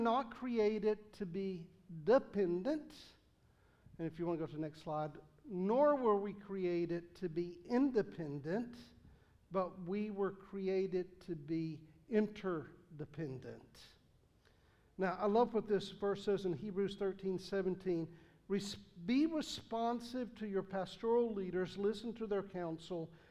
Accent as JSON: {"language": "English", "region": "the South", "country": "United States", "accent": "Southern", "said": "I speak Southern"}